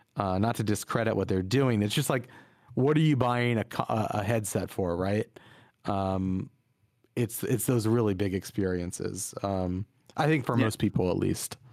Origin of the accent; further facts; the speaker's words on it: Virginia, United States; we grew up in Virginia